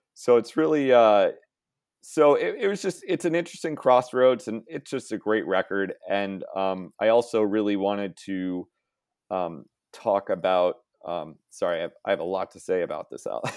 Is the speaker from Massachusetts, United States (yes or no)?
yes; Boston, Massachusetts, United States; moved away; I'm originally from Boston